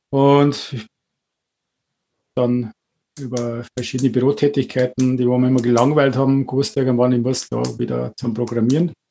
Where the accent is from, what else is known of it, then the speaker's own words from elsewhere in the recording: Wartenberg, Bavaria, Germany; Ich bin geboren 1970 in Wartenberg, aufgewachsen im Weierfeld.